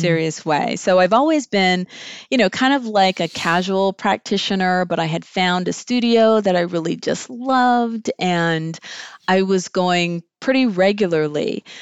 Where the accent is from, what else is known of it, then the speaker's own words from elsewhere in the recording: Southern California, United States; moved away as an adult; also born or lived in Greensboro, North Carolina; grew up in Southern California